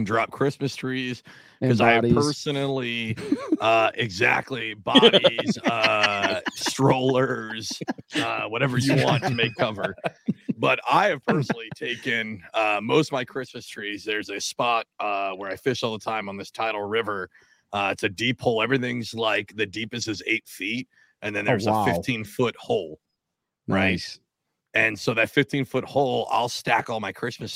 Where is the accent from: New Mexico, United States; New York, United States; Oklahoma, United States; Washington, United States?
Washington, United States; now in New Jersey, United States; I'm originally from Washington State